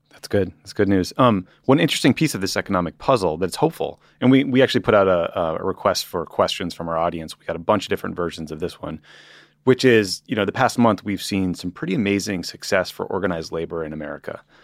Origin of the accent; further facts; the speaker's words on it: Massachusetts, United States; now in Los Angeles, United States; Massachusetts, my home state, the Commonwealth